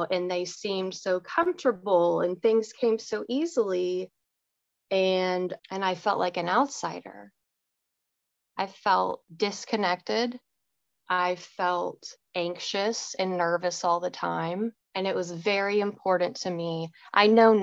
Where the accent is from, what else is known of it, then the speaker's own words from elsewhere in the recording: Richardson, Texas, United States; I grew up in Richardson, Texas, just north of Dallas. I lived in the same red brick house my whole childhood